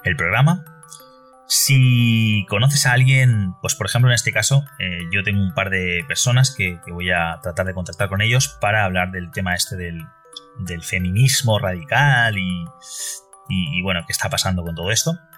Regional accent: Valencia, Valencian Community, Spain; Yo soy de Valencia, eh, España, Valencia capital.

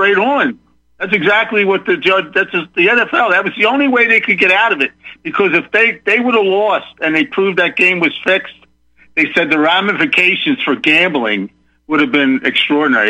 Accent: Philadelphia, Pennsylvania, United States; also born or lived in Ocean County, New Jersey; now in Texas, United States; I'm from Philadelphia but I lived in New Jersey in Ocean County for many years, 25 years before I moved down here to Texas.

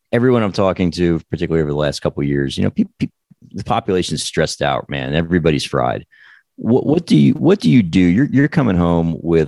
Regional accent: New Jersey, United States; also born or lived in New York; I grew up in New Jersey

